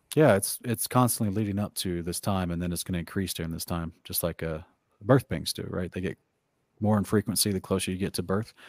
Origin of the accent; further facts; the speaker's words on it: Oklahoma, United States; moved away; I grew up in Oklahoma where they have a thousand tornadoes every year